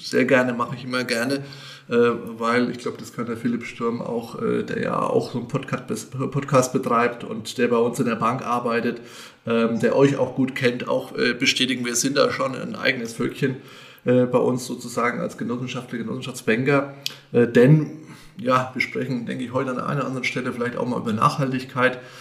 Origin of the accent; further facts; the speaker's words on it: Bad Königshofen im Grabfeld, Bavaria, Germany; moved away as an adult; now in Meiningen, Germany; gebürtiger Abscher